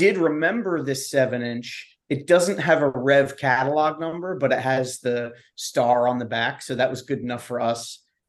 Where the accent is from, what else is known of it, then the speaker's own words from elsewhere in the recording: Hatboro, Pennsylvania, United States; I grew up in Hatboro.